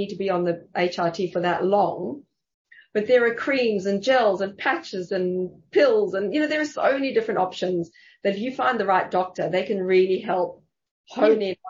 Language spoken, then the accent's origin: English; South Africa; also born or lived in Germany (family); now in Sydney, Australia; I grew up in South Africa